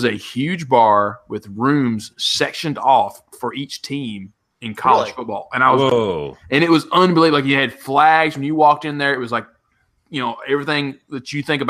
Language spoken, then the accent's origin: English; Tennessee, United States; now in Los Angeles, United States; oh, you're from Tennessee? I was like, yeah.